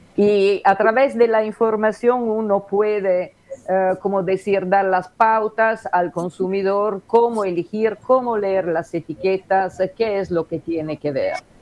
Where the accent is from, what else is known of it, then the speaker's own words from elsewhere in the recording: Genoa, Liguria, Italy; Spanish is a second language; moved away as an adult; now in Uruguay; yo soy de Génova